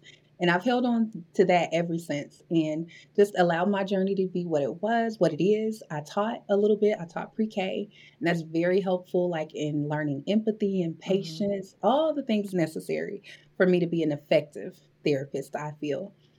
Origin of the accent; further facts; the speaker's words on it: Maywood, Illinois, United States; I grew up in Illinois, right outside, 10 minutes outside of the city.